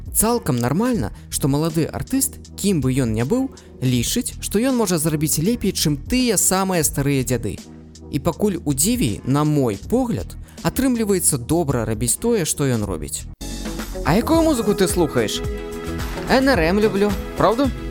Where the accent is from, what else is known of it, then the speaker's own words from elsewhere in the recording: Mogilev, Mogilev Region, Belarus; Belarusian is a second language; сам нарадзіўся ў магілёве